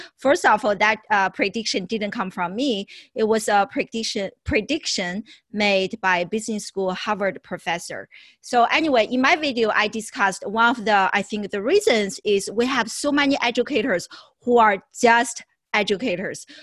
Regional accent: Beijing, China; moved away as an adult; also born or lived in Syracuse, United States; now in United States; originally I was born in China, and but I left China in my early 20s

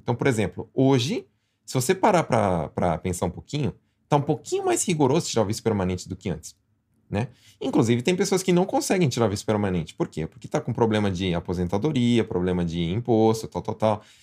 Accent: Brazil; now in Japan; eu nasci no Brasil, eu tenho brasileiro.

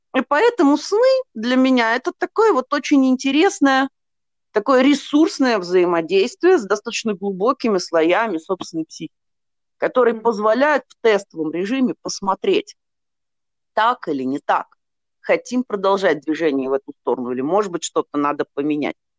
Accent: Nizhny Novgorod, Nizhny Novgorod Oblast, Russia; я из Нижнего Новгорода сама

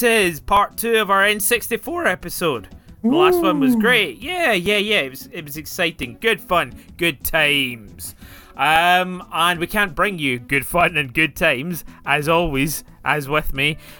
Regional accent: Scotland, United Kingdom; accent: Scottish; my Scottish accent

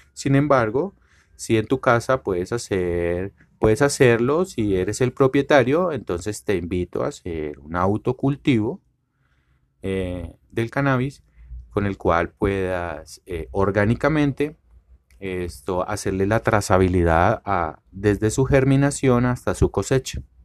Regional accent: Colombia

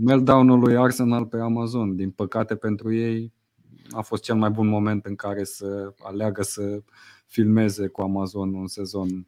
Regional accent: Romania

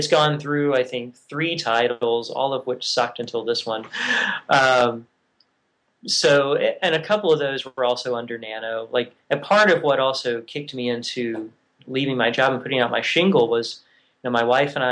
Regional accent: Virginia, United States; moved away as an adult; also born or lived in Oregon / Tennessee / Scotland; I grew up in Virginia and moved to Oregon

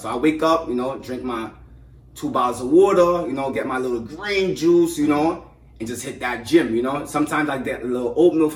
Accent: New York City, New York, United States; born and raised in Brooklyn

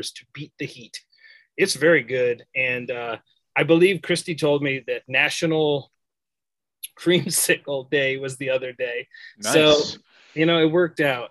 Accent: United States; because I'm from America.

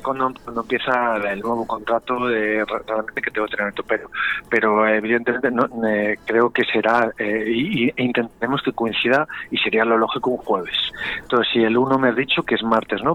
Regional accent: Valladolid, Castile and León, Spain; Los vallisoletanos, los pucelanos y pucelanas somos muy, muy, muy pucelanos

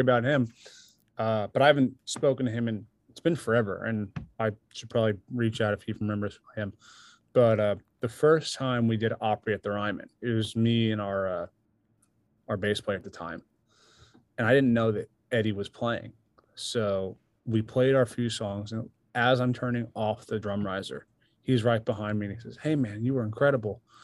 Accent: New York, United States; now in Nashville, United States; I'm from New York originally

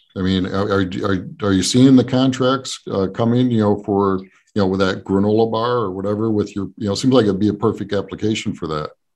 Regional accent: New Jersey, United States; I grew up uh, South Jersey

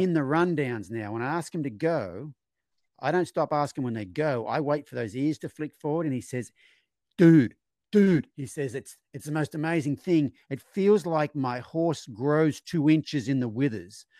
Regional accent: Australia; growing up in Australia in my generation

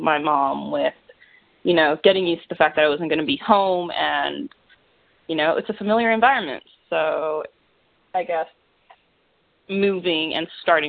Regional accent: Florida, United States; I guess part of me will say that growing up in Florida had a lot to do with making that decision

